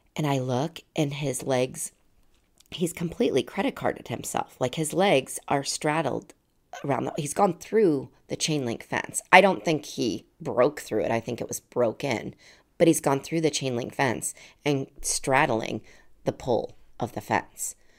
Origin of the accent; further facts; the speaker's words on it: Colorado Springs, Colorado, United States; moved away; I, I grew up in Colorado Springs.